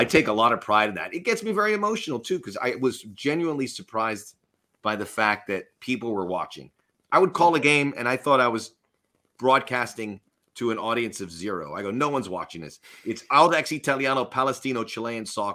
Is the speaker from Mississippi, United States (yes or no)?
no; Miami, Florida, United States; I grew up in Miami